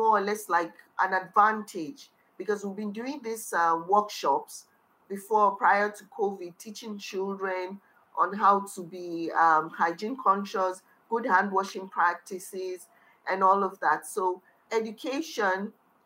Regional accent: Kano, Kano State, Nigeria; also born or lived in Niger State; I was born and brought up in Kano, but I'm originally from the middle belt of Nigeria, which is from Niger State. I grew up in Kano

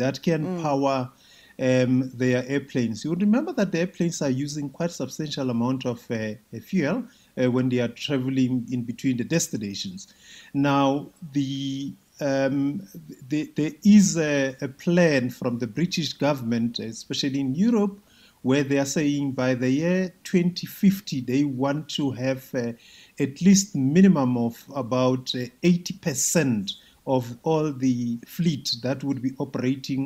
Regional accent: South Africa; we as South Africans

